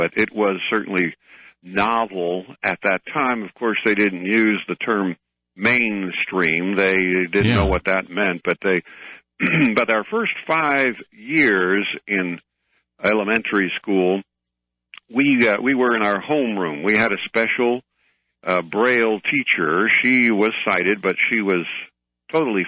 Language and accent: English; Chicago, Illinois, United States; moved away as an adult; I was born in Chicago, and my first 25 years or so, I lived in Chicago